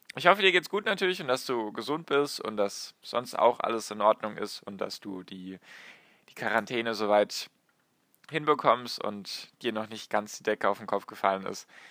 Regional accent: Germany; bei uns in Deutschland

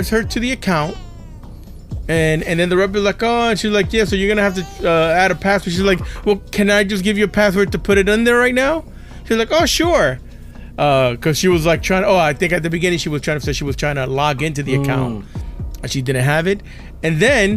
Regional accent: New York City, New York, United States; I grew up in New York City

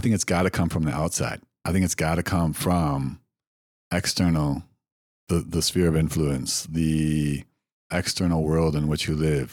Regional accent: Wisconsin, United States; I grew up in Wisconsin

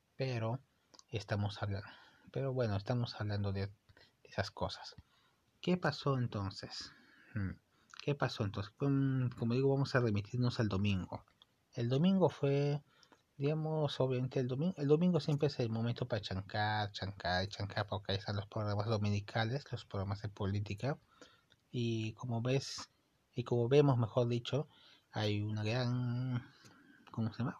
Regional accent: Peru; yo soy de Perú y me gusta el, me gusta mi país

